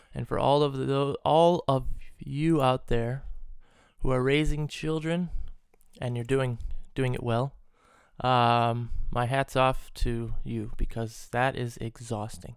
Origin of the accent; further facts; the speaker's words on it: United States; growing up in the States